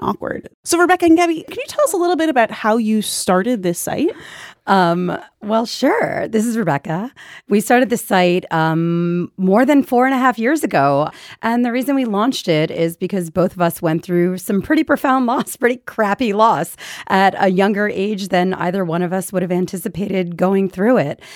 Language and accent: English; Philadelphia, Pennsylvania, United States; moved away as an adult; also born or lived in New York City; Philadelphia, where, where, that's my hometown